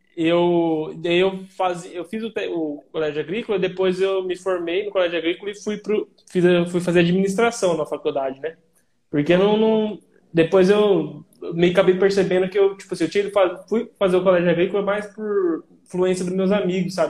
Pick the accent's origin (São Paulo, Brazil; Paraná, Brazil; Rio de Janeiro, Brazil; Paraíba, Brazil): Paraná, Brazil; Pérola; also born or lived in Umuarama; sou da cidade de Pérola, aqui no Paraná